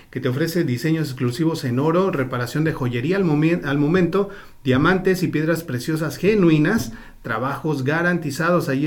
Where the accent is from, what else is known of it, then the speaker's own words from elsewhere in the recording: Guerrero, Mexico; moved away; Soy de Guerrero.